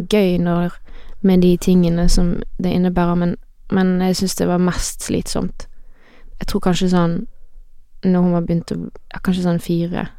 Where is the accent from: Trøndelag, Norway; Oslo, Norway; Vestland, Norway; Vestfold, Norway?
Vestland, Norway; Voss; now in Bergen, Norway; Det er der jeg er fra